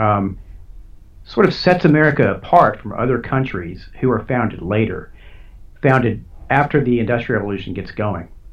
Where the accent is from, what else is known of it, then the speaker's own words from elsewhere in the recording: United States; as an American, uh, you know, I'm a proud American